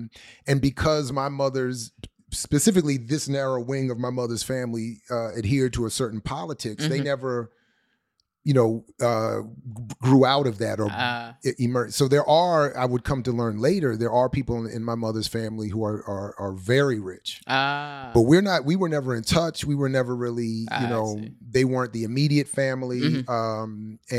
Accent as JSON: {"language": "English", "country": "Colombia", "tie": "born or raised there", "said": "because growing up in Colombia, you grow up right next to people with more money."}